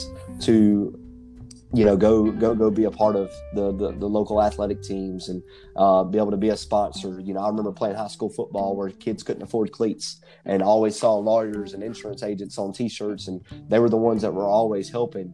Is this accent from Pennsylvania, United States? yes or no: no; McDonough, Georgia, United States; my hometown of McDonough